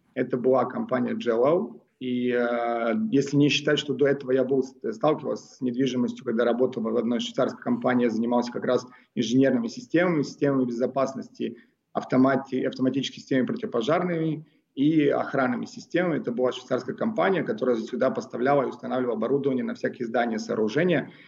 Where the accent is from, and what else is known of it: Moscow, Russia; born or raised there; also born or lived in Belgrade, Serbia